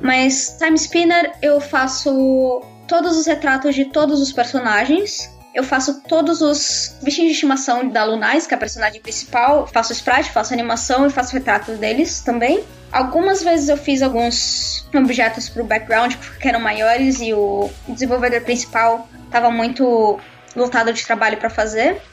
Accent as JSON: {"language": "Portuguese", "country": "Brazil", "also_born_or_lived": "Canada", "moved": "as an adult", "lives_now": "London, United Kingdom", "said": "eu ainda sou brasileira"}